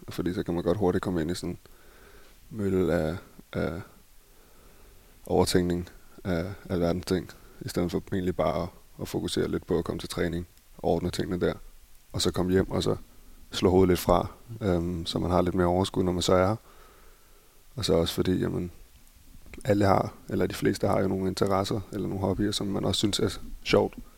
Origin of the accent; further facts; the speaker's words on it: Copenhagen, Capital Region of Denmark, Denmark; moved away as an adult; also born or lived in Barcelona, Spain; now in Berlin, Germany; derhjemme i København